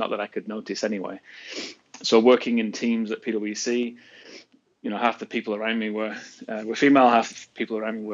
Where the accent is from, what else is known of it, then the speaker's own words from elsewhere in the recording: England, United Kingdom; moved away as an adult; also born or lived in Australia / Seoul, South Korea; now in United States; I was born in England, lived in England till I was 23 years old